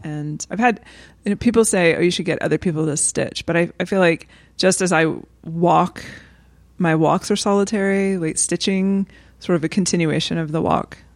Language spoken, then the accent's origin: English; the American South, United States; as a white Southerner